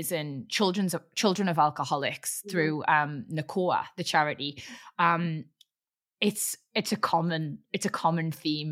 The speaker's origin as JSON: {"language": "English", "town": "Newcastle upon Tyne", "region": "North East England", "country": "United Kingdom", "said": "being a Geordie"}